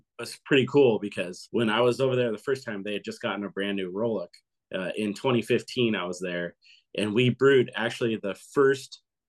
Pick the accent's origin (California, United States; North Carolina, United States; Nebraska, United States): California, United States; Carlsbad; also born or lived in Oceanside, California; Carlsbad's such a cool place to grow up, and I'm stoked my kids can grow up here too.